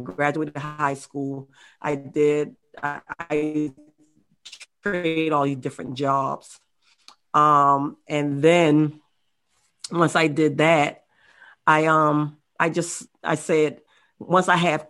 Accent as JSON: {"language": "English", "town": "Baltimore", "region": "Maryland", "country": "United States", "also_born_or_lived": "Charleston, South Carolina", "moved": "yes", "said": "I'm the youngest of 5 kids, and I was raised up in a single family household. I moved from Baltimore, Maryland to Charleston, South Carolina."}